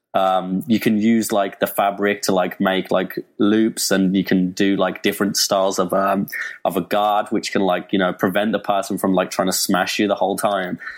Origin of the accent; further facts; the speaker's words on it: Birmingham, West Midlands, United Kingdom; England, Birmingham, England